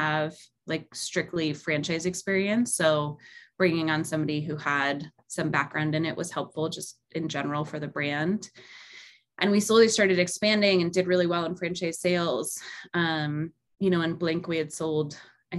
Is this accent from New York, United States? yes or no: yes; New York, United States; moved away; I grew up in New York for a lot of my life